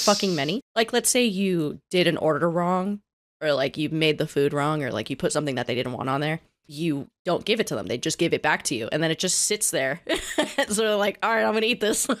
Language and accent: English; the South, Florida, United States; I'm from the South.